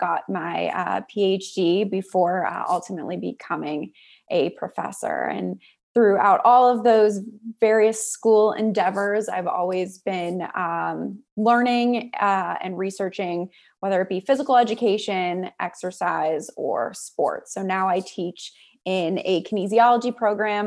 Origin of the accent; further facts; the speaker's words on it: Pittsburgh, Pennsylvania, United States; moved away; also born or lived in Auburn; I was born in Pittsburgh as well